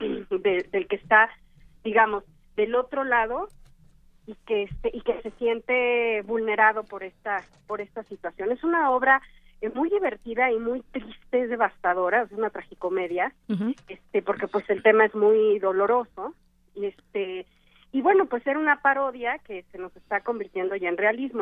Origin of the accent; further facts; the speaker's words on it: Mexico; los actores Alejandro Calve y yo somos mexicanos